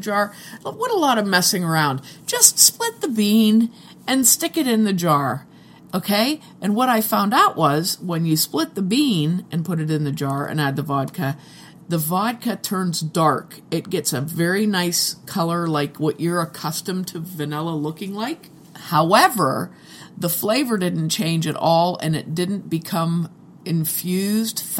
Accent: United States; I'm American

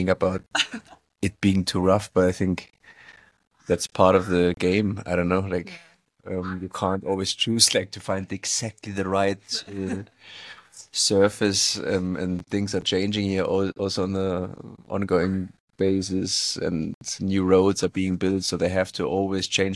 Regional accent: small town in the Alps, Bavaria, Germany; moved away as an adult; now in Dubai, United Arab Emirates; I'm from originally from Germany. Small town in the Alps

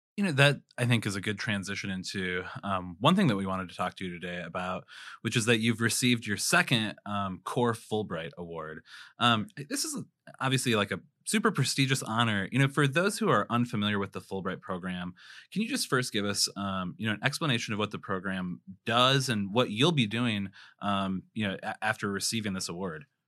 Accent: South Dakota, United States; also born or lived in Chicago; I was born and raised in South Dakota

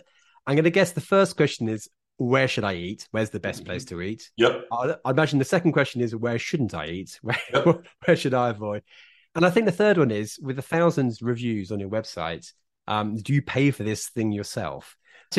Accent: Isle of Wight, South East England, United Kingdom; I was from the Isle of Wight

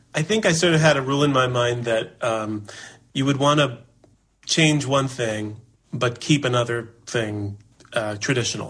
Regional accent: New York City, New York, United States; I was born in Manhattan

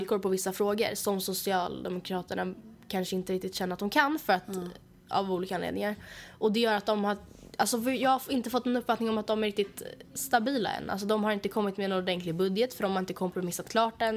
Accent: Sweden; vi föddes i Sverige

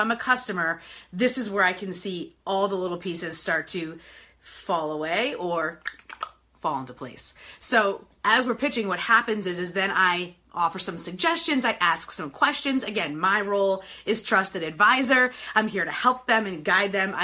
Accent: New York, United States; now in Detroit, United States; I am in beautiful Detroit, Michigan today, born and raised in New York, but Detroit based

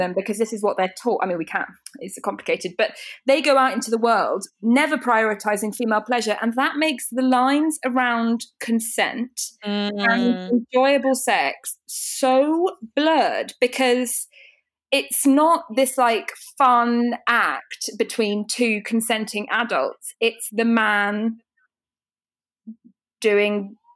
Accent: United Kingdom; I know we're British

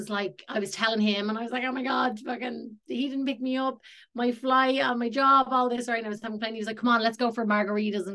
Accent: Ireland; moved away as an adult; also born or lived in Los Angeles, United States; So I am from Ireland and I'm back in Ireland now.

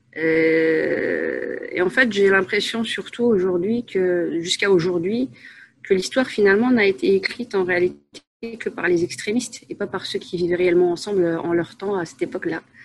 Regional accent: Asnières-sur-Seine, Île-de-France, France; moved away as an adult; also born or lived in Paris / Saint-Gratien / Enghien-les-Bains; now in Belgium; à la base une Parisienne. je suis née à Paris 14e. J'ai vécu, j'ai passé mon enfance à Agnières-sur-Seine

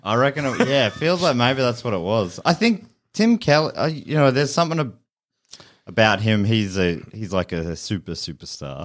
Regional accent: Moorabbin, Victoria, Australia; I grew up in Moorabbin and it's pretty dull

